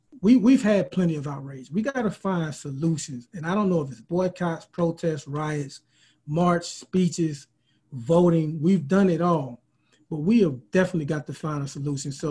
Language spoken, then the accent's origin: English; Mobile, Alabama, United States; We're both from Mobile.